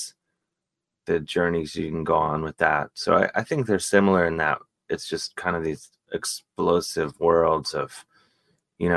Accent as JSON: {"language": "English", "town": "Cleveland", "region": "Ohio", "country": "United States", "tie": "born or raised there", "said": "growing up in Cleveland"}